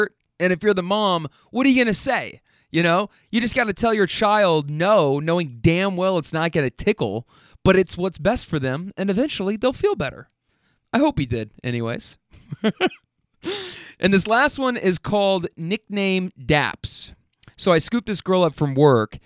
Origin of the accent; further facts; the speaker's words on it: Kentucky, United States; moved away; also born or lived in California; I'm from Kentucky